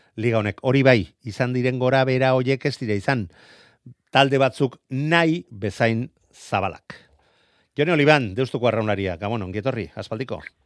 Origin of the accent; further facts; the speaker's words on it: Errenteria, Basque Country, Spain; nire herriko izango da, e, ibaika mm. kantolatzen duen errenderiako e, bandera